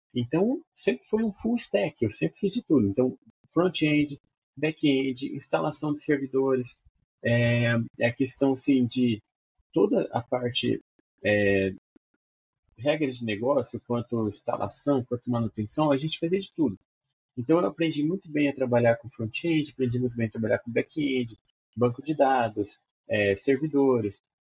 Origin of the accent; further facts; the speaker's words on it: Maringá, Paraná, Brazil; Eu sou de Maringá, Paraná